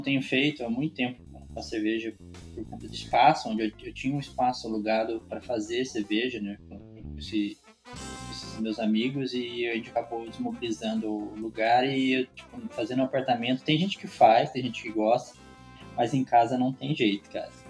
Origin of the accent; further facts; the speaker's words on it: Araras, São Paulo, Brazil; also born or lived in São Carlos; sou paulista, sou natural de Araras, que é pertinho aí de Campinas